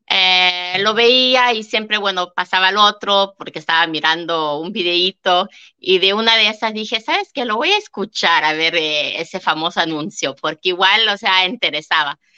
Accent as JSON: {"language": "Spanish", "country": "Canada", "said": "la verdad que no sabía que siendo canadiense podía tener una hipoteca allá"}